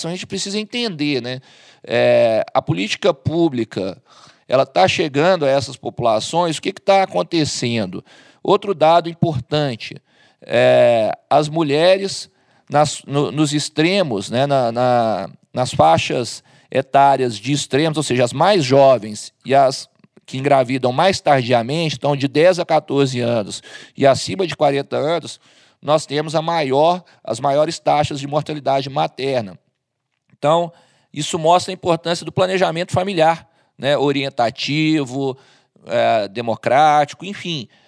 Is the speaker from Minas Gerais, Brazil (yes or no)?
yes; Minas Gerais, Brazil; como bom mineiro